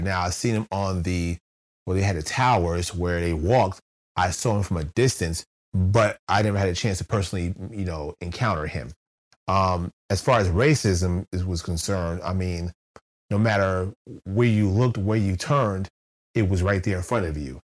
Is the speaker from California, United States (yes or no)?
no; New Jersey, United States; moved away as an adult; also born or lived in West Virginia; I'm, I'm from New Jersey.